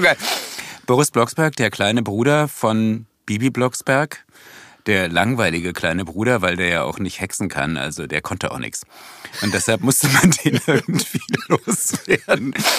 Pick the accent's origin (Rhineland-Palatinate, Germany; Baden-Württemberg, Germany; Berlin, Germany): Berlin, Germany; In Wilmersdorf, im Gertrauden-Krankenhaus